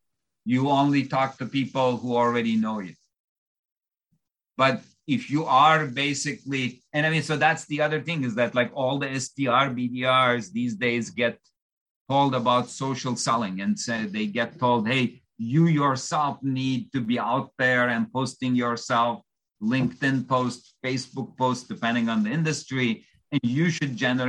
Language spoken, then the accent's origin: English; Istanbul, Turkey; English is a second language; So I come from Istanbul, Turkey. So English actually happens to be my fourth language. So that's why you may detect a slight accent.